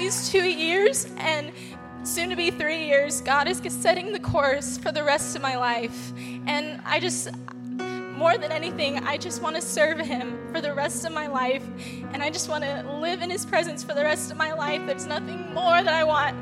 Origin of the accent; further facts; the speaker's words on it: San Diego, California, United States; moved away as an adult; I'm actually from San Diego. I moved here about a year and a half ago now